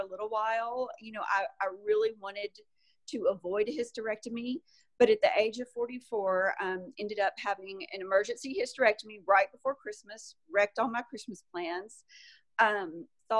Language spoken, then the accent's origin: English; Arkansas, United States; also born or lived in Salt Lake City, Utah / California; I am from Arkansas originally and still have a home there